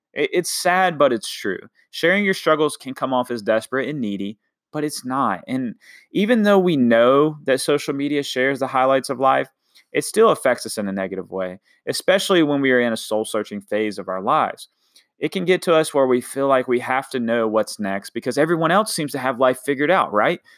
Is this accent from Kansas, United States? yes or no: no; Washington, North Carolina, United States; moved away; I'm from a little town called Washington, North Carolina